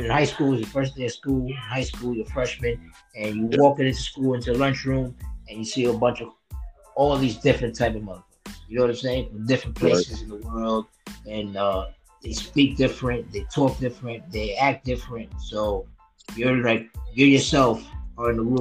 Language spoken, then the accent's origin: English; New York City, New York, United States; I grew up way down in Brooklyn, New York.